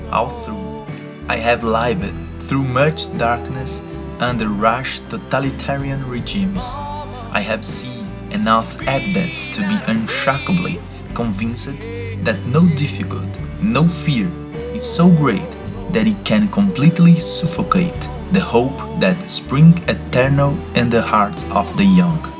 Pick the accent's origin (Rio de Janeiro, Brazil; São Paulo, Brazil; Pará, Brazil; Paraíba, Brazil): São Paulo, Brazil; I'm 27 years old and I'm from Brazil, São Paulo City.